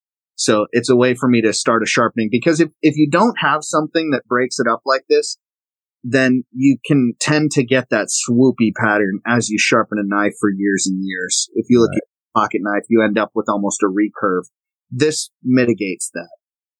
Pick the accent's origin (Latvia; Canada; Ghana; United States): United States; the South; accent: Southern; sometimes my Southern accent comes out and it gets really thick. I usually don't have a thick Southern accent